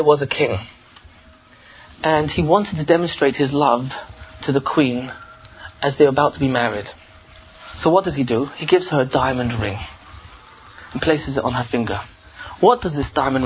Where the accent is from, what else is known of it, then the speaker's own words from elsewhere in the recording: England, United Kingdom; I'm from England.